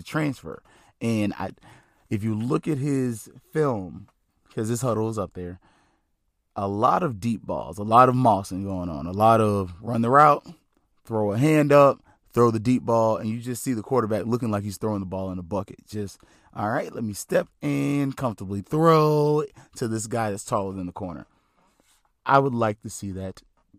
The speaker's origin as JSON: {"language": "English", "region": "North Florida", "country": "United States", "said": "I'm from North Florida."}